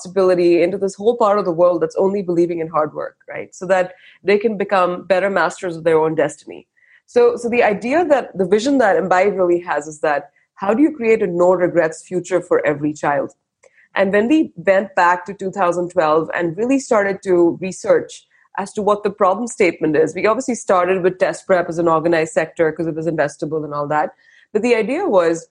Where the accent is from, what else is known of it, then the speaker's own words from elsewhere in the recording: India; moved away as an adult; now in Bangalore, India; I grew up in India and I lived and worked abroad across four continents